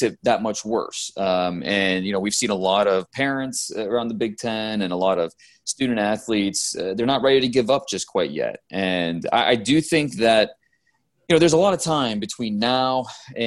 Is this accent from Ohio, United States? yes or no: yes; Ohio, United States; I live in Ohio now. I grew up in Ohio